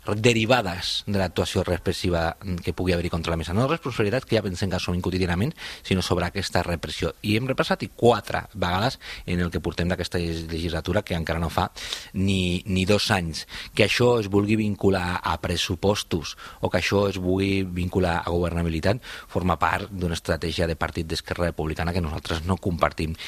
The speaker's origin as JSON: {"language": "Catalan", "town": "Cornellà de Llobregat", "region": "Catalonia", "country": "Spain", "said": "són la meva comarca, que és primer pla la empresa Siemens de Cornellà, doncs això també és realitat, molts de nosaltres hem nascut en aquesta realitat"}